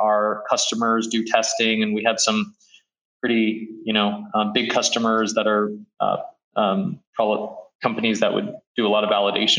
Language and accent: English; Beijing, China; born there; So as I mentioned, I was born in Beijing. And around 2003, I started going back to China because my dad actually moved back there.